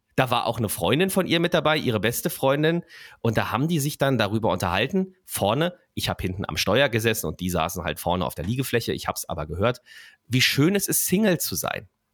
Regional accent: Berlin, Germany; Ich bin da aufgewachsen in der Platte in Berlin-Mitte, Singerstraße 112

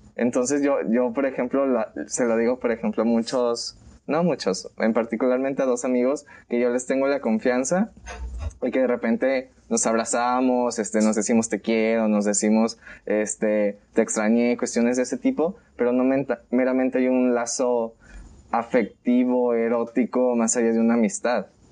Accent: Colima, Mexico; también soy de Colima

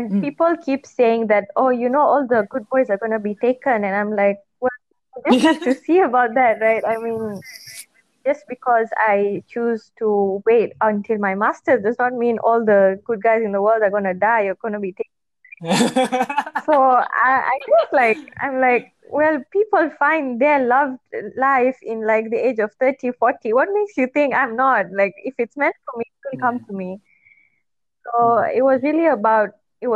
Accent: Malaysia; moved away as an adult; also born or lived in United Kingdom

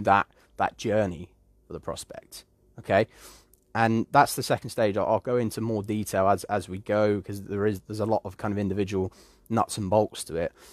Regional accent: United Kingdom; I do come from the UK, and I am British

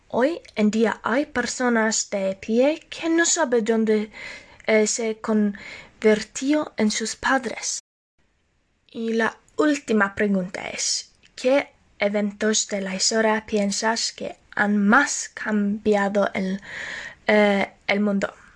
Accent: Norway; Spanish is a second language; Aunque soy de Noruega

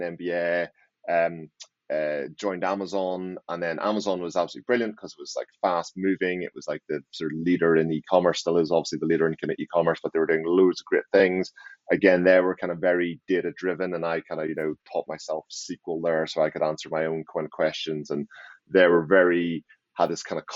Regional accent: Northern Ireland, United Kingdom; now in Maidenhead, United Kingdom; So I'm originally from Northern Ireland and I live in, just outside London in Maidenhead

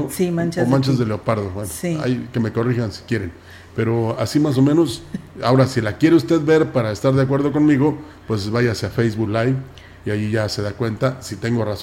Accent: Mexico; todos tengamos en cuenta y nos convenzamos de que somos mexicanos y que debemos estar unidos.

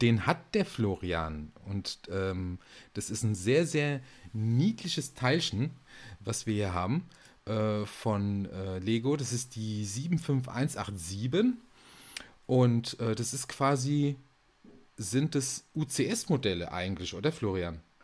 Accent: Aschaffenburg, Bavaria, Germany; Es ist bitterkalt in Aschaffenburg, da wo ich herkomme.

